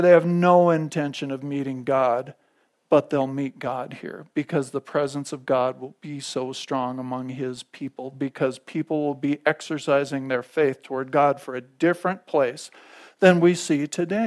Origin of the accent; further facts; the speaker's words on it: United States; I'm an American